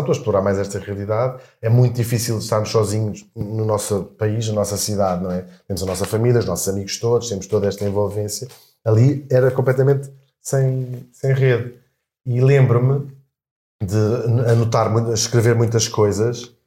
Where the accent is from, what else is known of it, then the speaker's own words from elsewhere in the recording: Portugal; moved away as an adult; also born or lived in London; Já saímos de Portugal, fomos para Londres